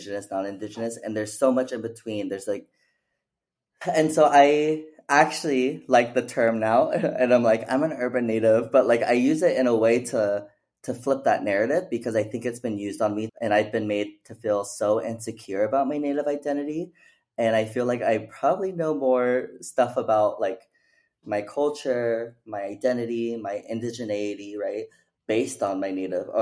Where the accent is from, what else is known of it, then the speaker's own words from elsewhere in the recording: Phoenix, Arizona, United States; moved away; also born or lived in Mesa, Arizona / Oregon; I was actually born and raised in Phoenix, Arizona